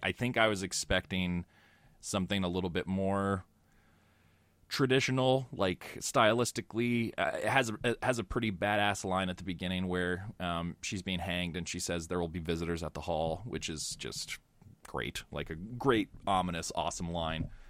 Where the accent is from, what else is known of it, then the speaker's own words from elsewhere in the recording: United States; I'm American.